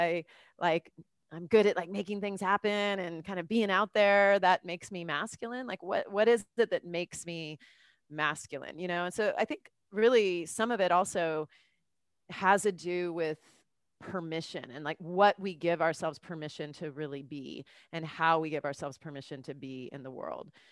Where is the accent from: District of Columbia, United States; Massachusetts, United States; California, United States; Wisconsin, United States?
California, United States; Southern; moved away as an adult; also born or lived in New York; now in Los Angeles, United States; I'm from Cal, you know, Southern California